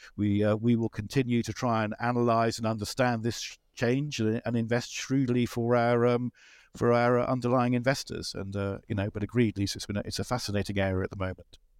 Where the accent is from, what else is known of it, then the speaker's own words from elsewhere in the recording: United Kingdom; I'm a British person